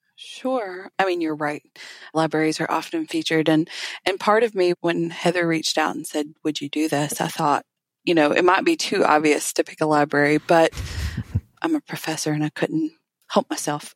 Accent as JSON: {"language": "English", "region": "Alabama", "country": "United States", "said": "I'm from Alabama."}